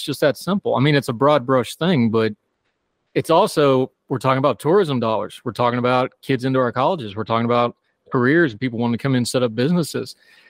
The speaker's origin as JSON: {"language": "English", "region": "Appalachia", "country": "United States", "said": "I'm different, even though I'm from there."}